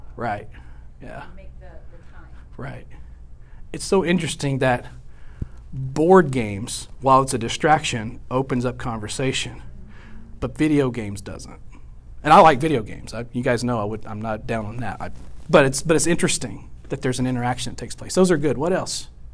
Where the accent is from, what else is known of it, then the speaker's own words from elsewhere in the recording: West Monroe, Louisiana, United States; also born or lived in Houston, Texas / Arkansas / Ohio; now in Nacogdoches, United States; West Monroe is where I really grew up